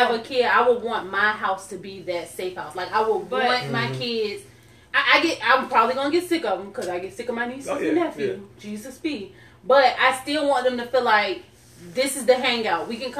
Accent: Chesapeake, Virginia, United States; I grew up in Chesapeake. I've lived in Chesapeake from third grade to graduation

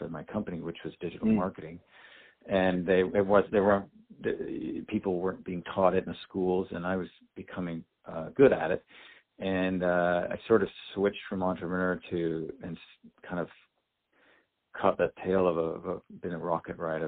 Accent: Canada; moved away as an adult; now in San Diego, United States; I'm from Canada originally, live in San Diego now

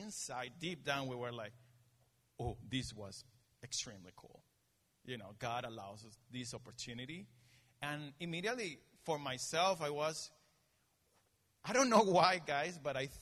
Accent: Venezuela; moved away; also born or lived in Denver, Colorado; I'm from Venezuela

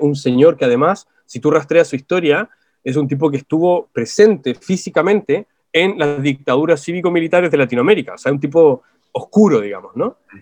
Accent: Chile; acá en Chile

